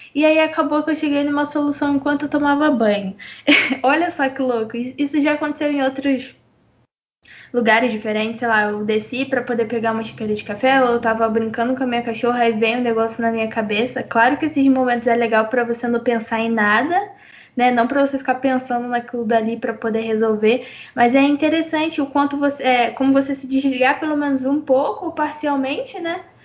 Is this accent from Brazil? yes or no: yes; Brazil; a gente é brasileira e brasileiro, brasileira